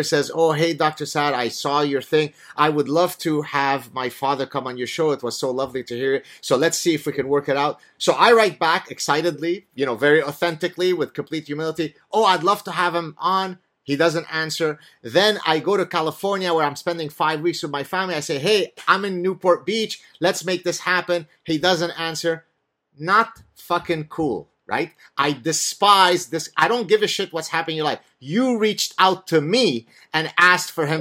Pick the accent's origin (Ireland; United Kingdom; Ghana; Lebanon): Lebanon; now in Canada; I grew up in Lebanon